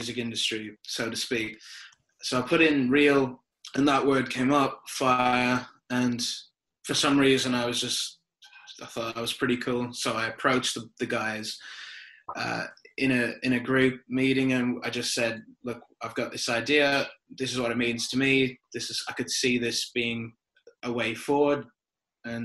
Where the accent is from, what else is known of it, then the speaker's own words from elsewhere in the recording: Ireland; moved away as an adult; now in Australia; I'm from Ireland originally. I moved to Australia in 2010, so 10 years ago